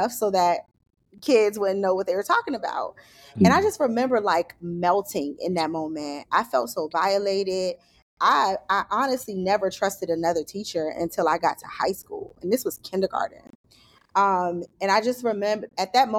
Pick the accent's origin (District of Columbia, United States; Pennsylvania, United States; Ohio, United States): District of Columbia, United States; Washington; I grew up in Southeast DC